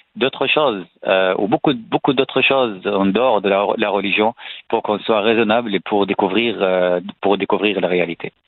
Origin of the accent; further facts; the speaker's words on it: Syria; French is a second language; moved away as an adult; now in France; je suis né en Syrie, dans une famille salafiste